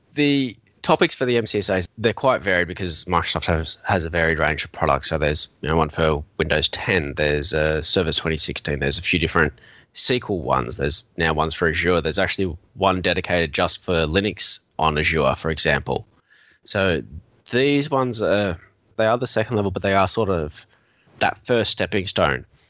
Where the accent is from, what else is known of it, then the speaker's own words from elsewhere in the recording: Australia; accent: Australian; now in Melbourne, Australia; as you may have already guessed from my accent, I'm Australian.